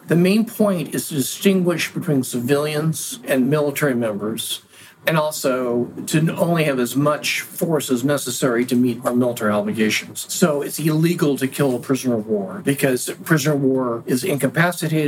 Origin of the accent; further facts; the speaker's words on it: Oregon, United States; moved away as an adult; also born or lived in Arizona; my home state of Oregon